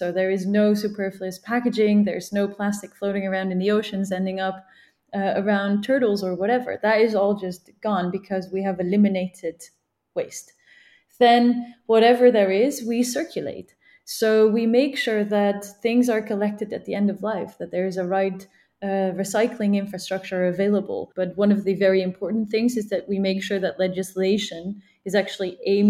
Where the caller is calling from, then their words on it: Geneva, Switzerland; I'm calling in from Geneva.